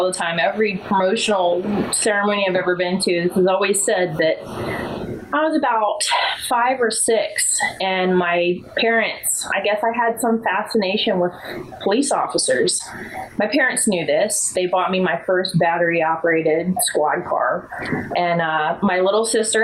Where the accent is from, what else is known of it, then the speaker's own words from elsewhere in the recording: Bozeman, Montana, United States; now in Culpeper, United States; I grew up in Bozeman, Montana.